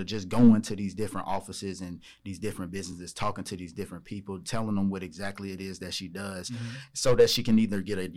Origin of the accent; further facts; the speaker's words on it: Charleston, West Virginia, United States; now in Charlotte, United States; I'm from Charleston, West Virginia